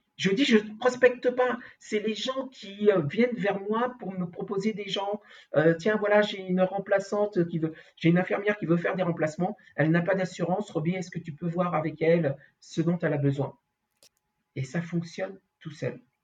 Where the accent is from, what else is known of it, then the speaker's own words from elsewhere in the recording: Paris, Île-de-France, France; also born or lived in Antilles (ancestry); je suis d'origine euh, antillaise, même si je suis né euh, sur Paris, dans le 6 sixième en plus